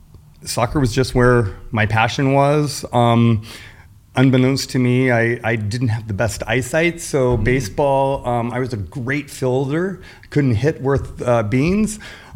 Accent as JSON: {"language": "English", "town": "Atlanta", "region": "Georgia", "country": "United States", "tie": "born there", "also_born_or_lived": "Washington, D.C. / Marion, Illinois / Leavenworth, Kansas", "said": "So I was born in Atlanta, Georgia."}